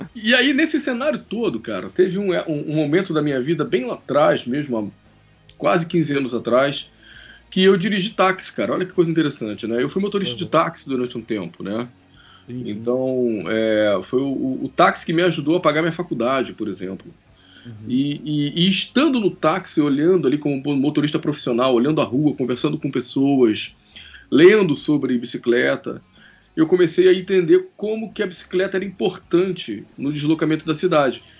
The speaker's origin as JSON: {"language": "Portuguese", "region": "Rio de Janeiro", "country": "Brazil", "said": "Eu tenho 43 anos, sou carioca"}